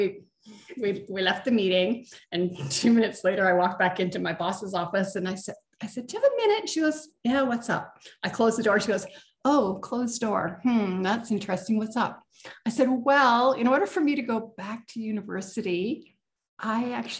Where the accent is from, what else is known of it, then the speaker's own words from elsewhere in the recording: Canada; I'm from Canada